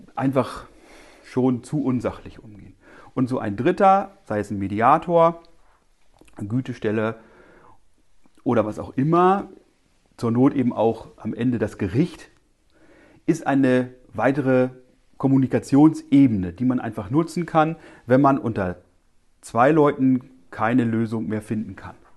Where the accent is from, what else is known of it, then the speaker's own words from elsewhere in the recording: eastern Lower Saxony, Germany; ich komme aus dem Osten Niedersachsens